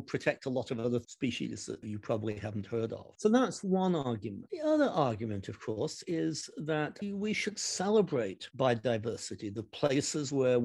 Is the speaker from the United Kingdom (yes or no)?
yes; Derby, East Midlands, United Kingdom; now in United States; my hometown of Derby in the United Kingdom